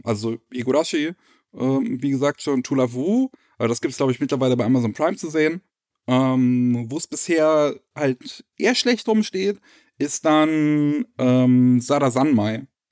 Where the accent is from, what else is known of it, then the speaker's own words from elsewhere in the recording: Germany; als äh, Deutsche